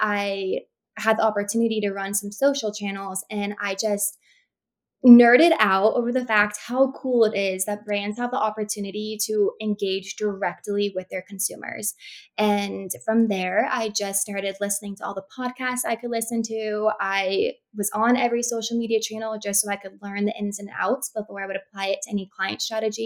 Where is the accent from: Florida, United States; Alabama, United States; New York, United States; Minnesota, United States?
Florida, United States; also born or lived in Texas; I was born in Texas. I moved to Florida when I was 3. So Florida, I say I'm a Floridian